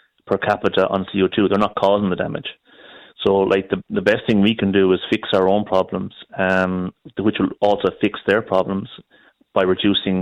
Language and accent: English; Galway, Connacht, Ireland; I'm from Galway